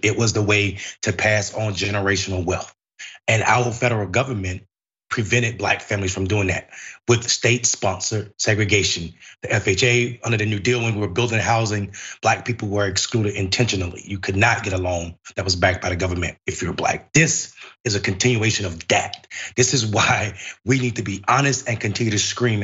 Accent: Enfield, North Carolina, United States; I'm from Enfield, North Carolina

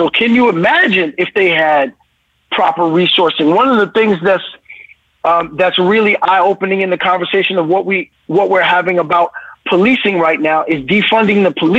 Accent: Brooklyn, New York, United States; So for me, I know that as a kid growing up in Brooklyn, I was impacted greatly when people took the time to invest energy in me.

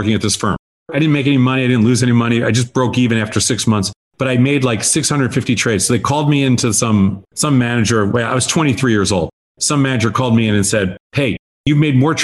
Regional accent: outside of New York, United States; moved away as an adult; also born or lived in Chicago; I grew up in outside of New York, and I'd never been west

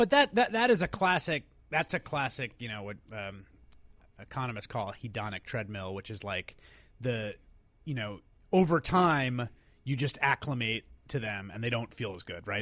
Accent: New York City, New York, United States; I was born and raised in New Yo-, in New York, in the Bronx

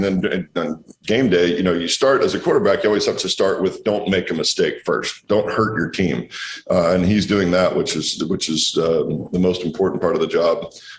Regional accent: Walla Walla, Washington, United States; we're out here making wine in my hometown in Walla Walla.

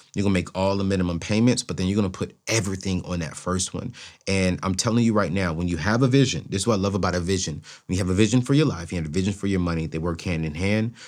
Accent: Oceanside, California, United States; growing up in Oceanside, California

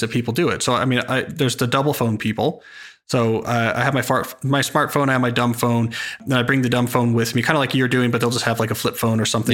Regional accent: Princeton, New Jersey, United States; I grew up near Princeton, New Jersey

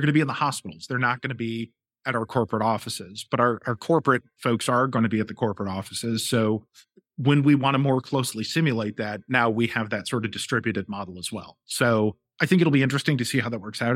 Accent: St. Louis, Missouri, United States; moved away as an adult; also born or lived in Boston; now in Philadelphia, United States; I'm actually from Saint Louis

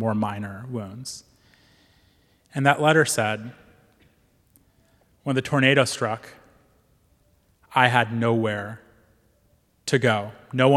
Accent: Joplin, Missouri, United States; moved away as an adult; having this mosque in my hometown

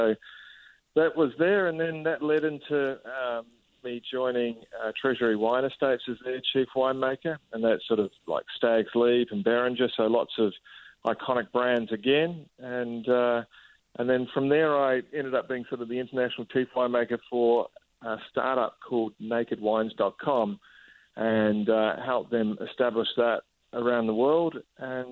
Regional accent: New Zealand; moved away as an adult; also born or lived in France / Italy / Australia; Growing up in New Zealand

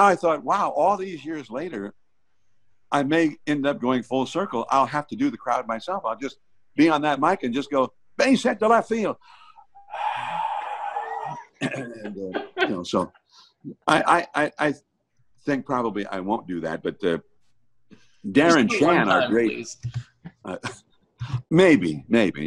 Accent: Hayward, California, United States; growing up in Hayward

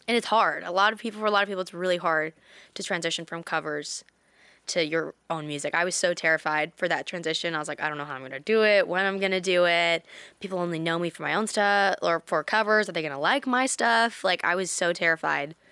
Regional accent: British Columbia, Canada; in Canada, in my hometown

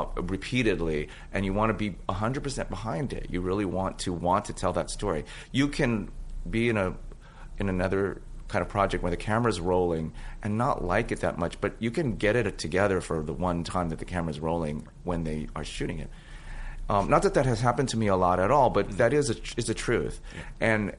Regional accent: San Francisco, California, United States; Which is my hometown, And actually, that played some kind of a role in it. Lauren and I are both from San Francisco.

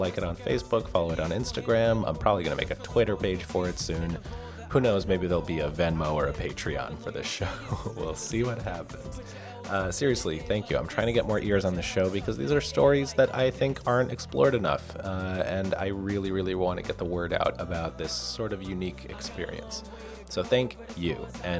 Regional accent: Boston, Massachusetts, United States; I was born in Boston

